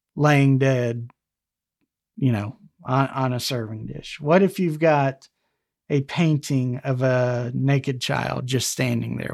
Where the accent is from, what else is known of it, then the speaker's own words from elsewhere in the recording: Alabama, United States; Alabama, my home state here